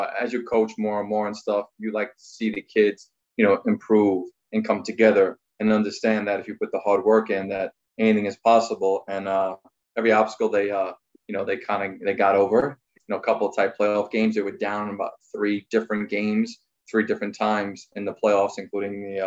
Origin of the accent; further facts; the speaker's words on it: New York City, New York, United States; I grew up on Staten Island, played at Staten Island Little League